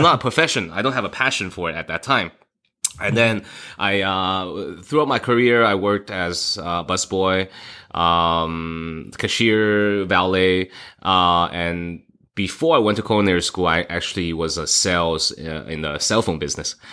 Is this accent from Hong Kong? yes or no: yes; Hong Kong; now in Las Vegas, United States; I was born in Hong Kong